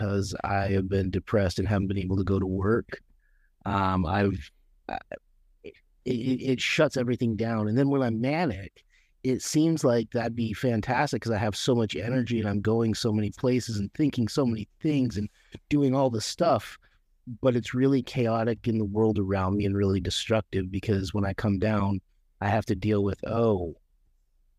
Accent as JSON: {"language": "English", "region": "Utah", "country": "United States", "tie": "born or raised there", "moved": "as an adult", "lives_now": "Oregon, United States", "said": "I actually was born in Utah, and I grew up there for the first 28 years of my life"}